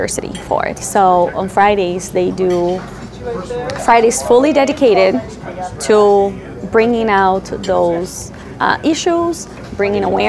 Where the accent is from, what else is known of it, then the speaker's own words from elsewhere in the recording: Brazil; English is a second language; moved away as an adult; I'm being from Brazil, left Brazil now 12 years ago